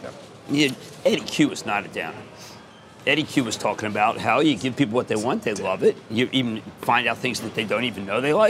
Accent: Cleveland, Ohio, United States; I'm from Cleveland, drop dead.

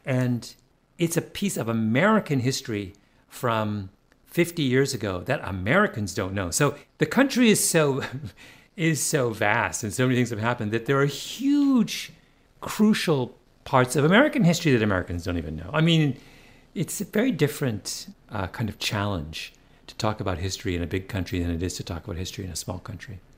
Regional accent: Ontario, Canada; moved away; growing up in Ontario

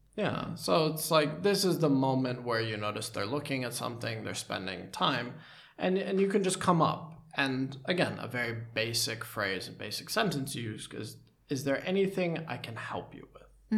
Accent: United States; moved away; as an American

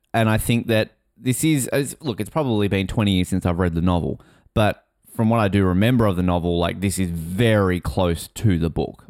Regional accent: Australia; I think most Australians of my age read these books in the nineties.

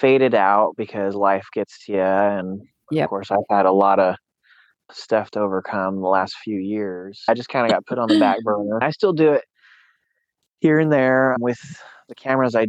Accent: Susanville, California, United States; also born or lived in Sacramento, California; I was born in Sacramento, California, raised in Susanville, California.

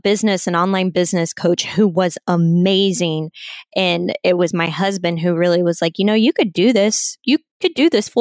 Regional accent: Kansas City, United States; moved away as an adult; now in San Diego, United States; We grew up in the Kansas City area, went to school out there. I never in a million years thought that I would move out to the West Coast, but here I am and I'm living in San Diego

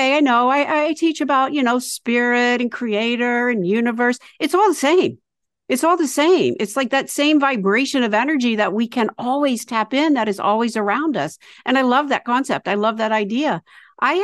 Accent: the South, United States; moved away; also born or lived in New York; I was raised in the South, Jewish in the South, very sheltered, born in the 50s.

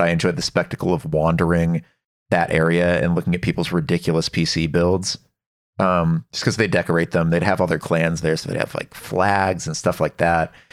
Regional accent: Dallas, Texas, United States; I grew up in Texas, in Dallas

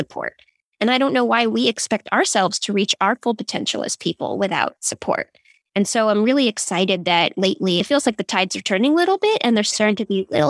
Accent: Silicon Valley, California, United States; I grew up in Silicon Valley

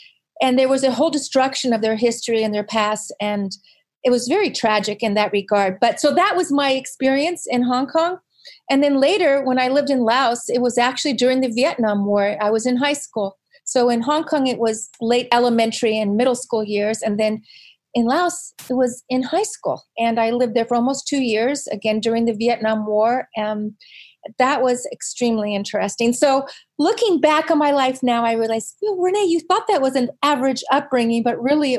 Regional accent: Virginia, United States; born there; also born or lived in Southern California; I was born in Virginia, and I spent a fair amount of my life living in a very small beach town in Southern California.

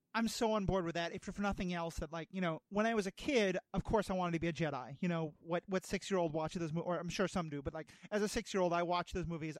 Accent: New York City, New York, United States; moved away; I grew up in New York City. I used to live there

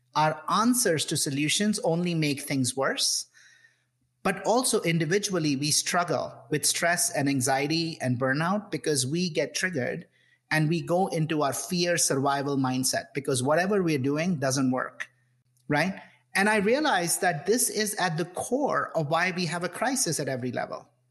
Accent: India; moved away; I grew up in India you know classic uh, son of middle class family growing up in this in this in the 70s and 80s in India

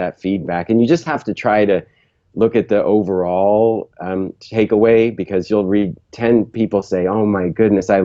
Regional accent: San Jose, California, United States; I grew up in Northern California in San Jose, which is now the heart of Silicon Valley

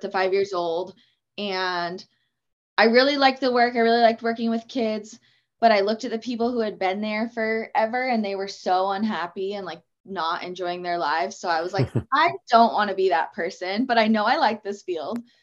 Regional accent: Auburn, Washington, United States; I've grown up in this area my whole life and still live around here

